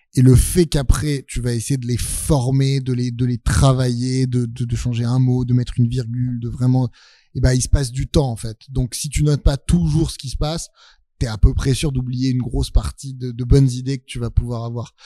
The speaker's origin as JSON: {"language": "French", "town": "Neuilly-sur-Seine", "region": "Île-de-France", "country": "France", "tie": "born or raised there", "said": "j'ai grandi à Neuilly"}